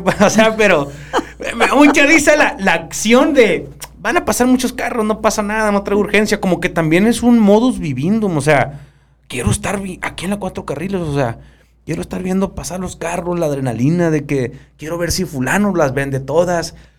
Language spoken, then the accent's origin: Spanish; Sonora, Mexico; accent: sonorense; hablo como sonorense